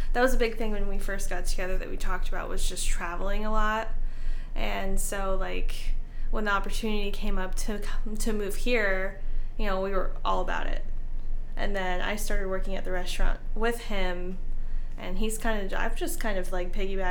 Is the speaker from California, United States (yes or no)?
yes; Sacramento, California, United States; also born or lived in Chowchilla, California; now in Dayton, Ohio, United States; I'm from California. I was born and raised there